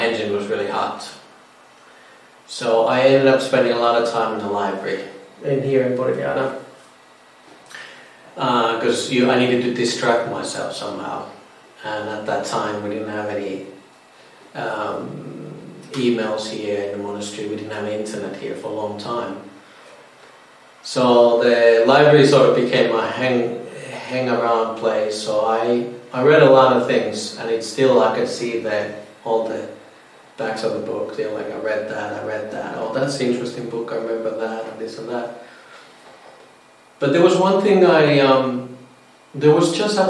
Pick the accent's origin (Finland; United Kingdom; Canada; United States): Finland; moved away as an adult; now in Australia; I'm from Finland originally. I've been in Australia now since 2010.